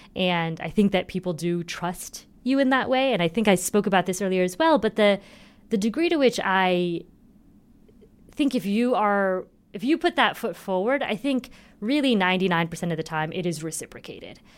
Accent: Indiana, United States; I'm from Indiana

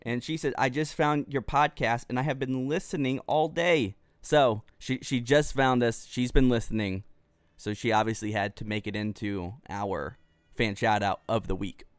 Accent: Pearland, Texas, United States; moved away as an adult; now in Dallas, United States; we came back home to Pearland, Texas, which is south of Houston

